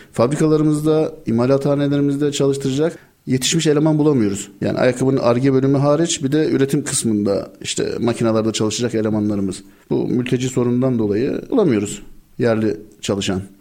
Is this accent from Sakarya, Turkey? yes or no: no; Istanbul, Turkey; 78 İstanbul doğumluyum ben